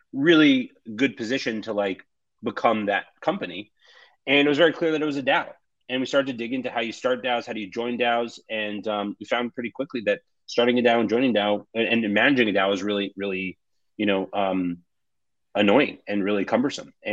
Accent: New York, United States; I was born and raised in New York

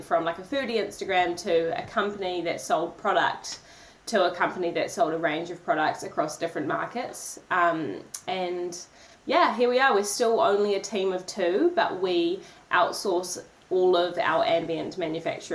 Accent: Tauranga, Bay of Plenty, New Zealand; also born or lived in Auckland; I was born in Tauranga, went to Auckland University to study for 3 years

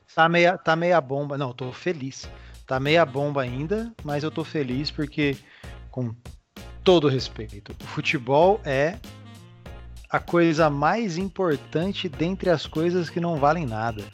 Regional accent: Lins, São Paulo, Brazil; Eu sou de Lins, natural de Lins, interior de São Paulo

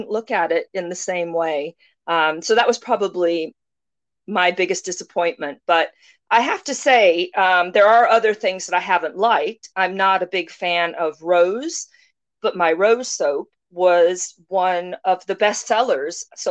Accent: United States; moved away as an adult; now in United Kingdom; As an American

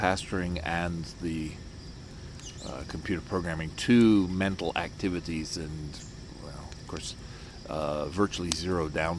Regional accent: United Kingdom; accent: British; also born or lived in Iowa, United States; I still have my British accent, so people liked that.

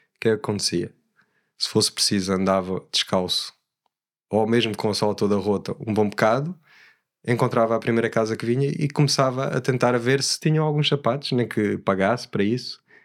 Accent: Alentejo, Portugal; also born or lived in Switzerland; gosto de dizer que sou alentejano

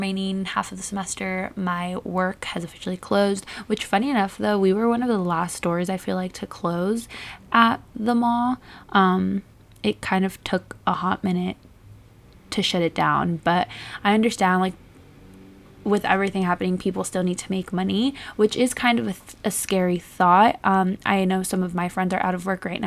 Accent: Southern California, United States; I'm from Southern California

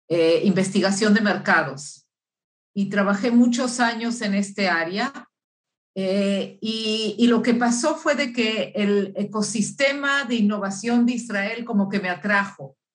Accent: Uruguay; born there; moved away; also born or lived in Chile / Argentina / Mexico / Boston, United States; yo soy nacida en Uruguay y viví en muchos países de América Latina, viví en Chile, viví en Argentina, viví en México muchos años y también este, un poco estuve en Boston, en, en Estados Unidos. Por eso que mi acento es una combinación de, varios eh, países.

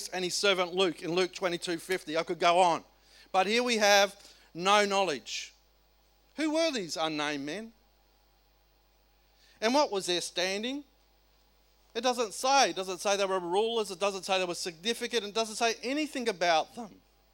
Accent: South Australia, Australia; I come from South Australia

